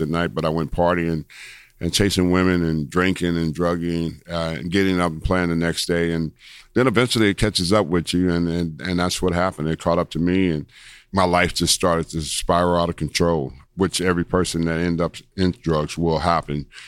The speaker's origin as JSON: {"language": "English", "town": "Los Angeles", "region": "California", "country": "United States", "tie": "born or raised there", "said": "I was born in Los Angeles, California, 1962"}